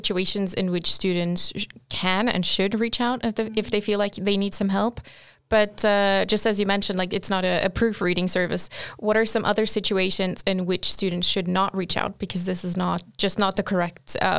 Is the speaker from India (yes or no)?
no; Portugal; first language Portuguese; English is a second language; moved away; Because I grew up in Portugal, and I would say my main language is Portuguese